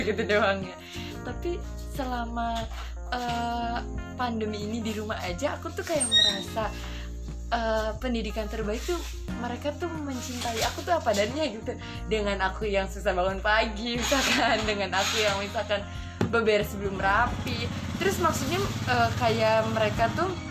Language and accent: Indonesian; Indramayu, West Java, Indonesia; moved away as an adult; now in Kediri, Indonesia; aku dari Indramayu Jawa Barat